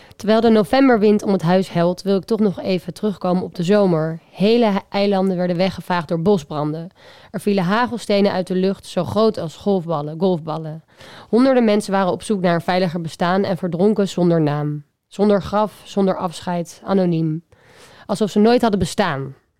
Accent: Amsterdam, North Holland, Netherlands; Amsterdam, waar ik vandaan kom

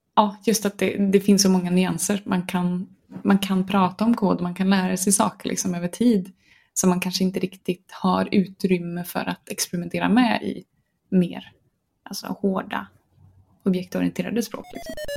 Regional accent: Gothenburg, Västra Götaland, Sweden; accent: Gothenburg dialect (göteborgska); jag blir ju jättemobbad för min göteborgska

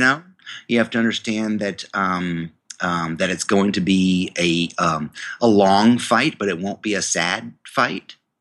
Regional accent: New York, United States; I went to the university in my hometown, um, State University of New York

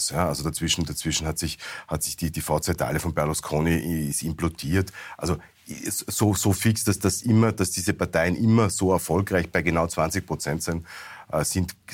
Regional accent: Innsbruck, Tyrol, Austria; Ähm, ich komme aus, Innsbruck, ich komm aus Innsbruck bei den Gemeinderatswahlen.

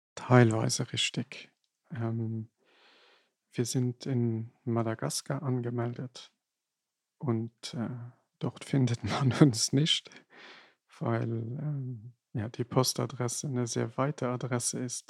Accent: Luxembourg; German is a second language

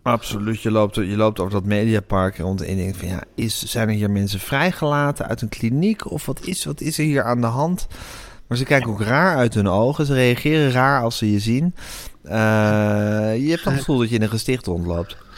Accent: Amsterdam, North Holland, Netherlands; ik ben opgegroeid in de Amsterdamse Zuid

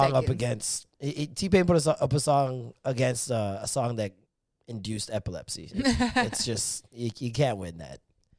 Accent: Canada; as a Canadian

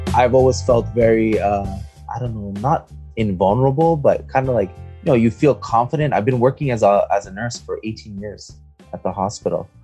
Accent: Montreal, Quebec, Canada; I am born and raised in Montreal, Quebec, Canada.

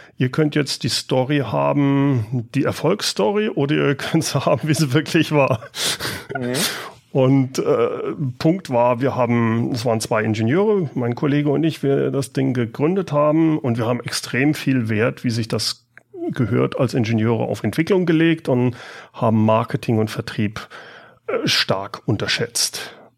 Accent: Siegen, North Rhine-Westphalia, Germany; moved away as an adult; also born or lived in Karlsruhe; now in Aachen, Germany; ich bin in Karlsruhe geboren, habe dann in Siegen ah. gelebt und bin seit dem Studium in Aachen

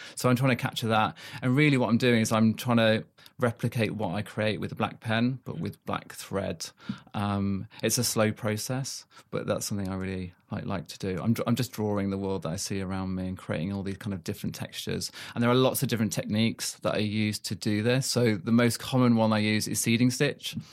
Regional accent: South Africa; also born or lived in Manchester; now in United Kingdom; I grew up in South Africa, um, came back to the U K in ninety-three.

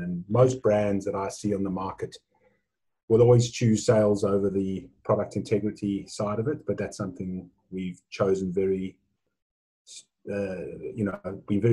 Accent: South Africa; now in Australia; So the accent might give it away, but I was born in South Africa. I've been in Australia now. This is my 24th year.

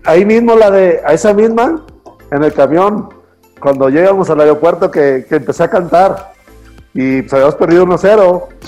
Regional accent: Mexico; now in Guadalajara, Mexico; somos puros mexicanos

